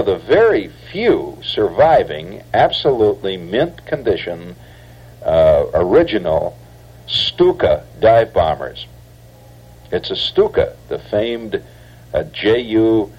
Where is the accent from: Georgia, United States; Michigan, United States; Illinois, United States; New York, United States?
Illinois, United States; Chicago; I'm from Chicago